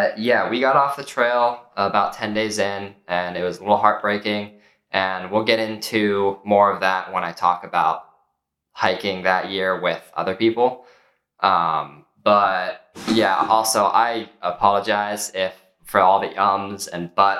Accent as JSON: {"language": "English", "region": "Maryland", "country": "United States", "said": "I'm from Maryland"}